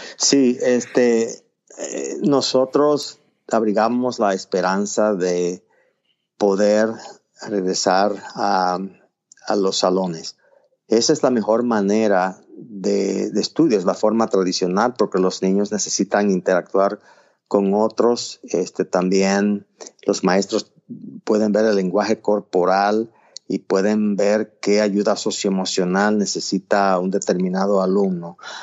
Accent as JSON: {"language": "Spanish", "region": "Puerto Plata", "country": "Dominican Republic", "tie": "born or raised there", "also_born_or_lived": "Miami", "moved": "yes", "lives_now": "Nashville, United States", "said": "nací y crecí en Puerto Plata, es una provincia de la costa norte de la República Dominicana"}